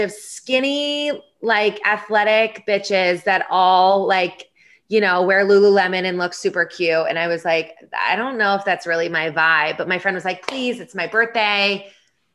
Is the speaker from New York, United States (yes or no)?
yes; Finger Lakes region, upstate New York, United States; now in Washington, DC, United States; I'm from upstate New York. So I'm from the Finger Lakes region, you know, kind of halfway between Rochester and Syracuse.